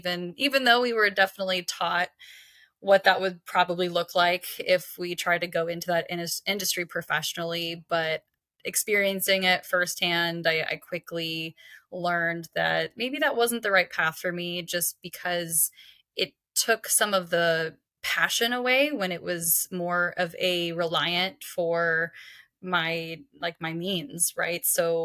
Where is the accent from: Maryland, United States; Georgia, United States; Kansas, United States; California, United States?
Kansas, United States; I'm originally from Kansas, and I have moved around quite a bit in my life, but Kansas is definitely home.